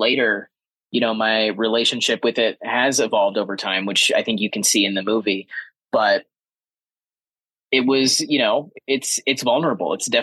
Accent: Kansas, United States; moved away as an adult; a queer closeted kid growing up in Kansas

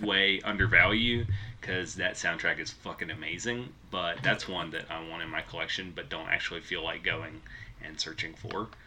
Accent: West Tennessee, United States; I grew up in West Tennessee

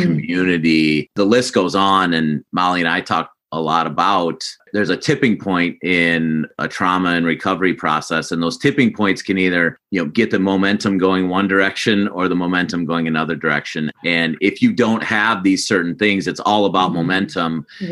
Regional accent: South Dakota, United States; I grew up in South Dakota as well.

